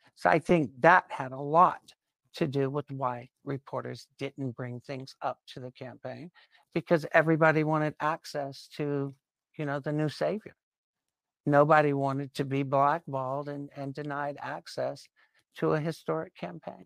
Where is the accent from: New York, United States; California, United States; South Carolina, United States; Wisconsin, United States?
South Carolina, United States; I grew up in South Carolina in the nineteen sixties and seventies